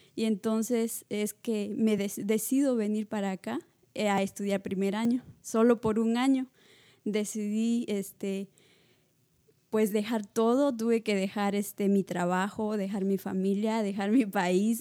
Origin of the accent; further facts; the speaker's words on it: La Libertad, Peru; moved away; soy de Perú, pero soy natural de la libertad de Perú. Y Llevo tres años acá.